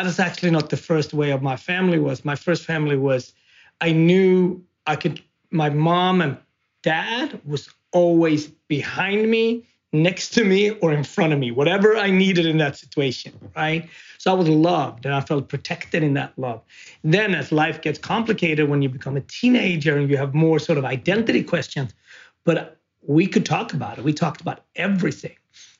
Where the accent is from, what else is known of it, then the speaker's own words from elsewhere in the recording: Sweden; also born or lived in Ethiopia; now in United States; being an immigrant, being a Black man, being a Swede, being Ethiopian, but also being adopted, being American